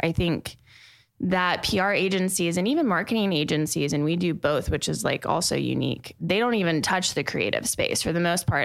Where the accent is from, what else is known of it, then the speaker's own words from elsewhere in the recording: Plano, Texas, United States; also born or lived in Austin, Texas; now in Dallas, United States; growing up in Plano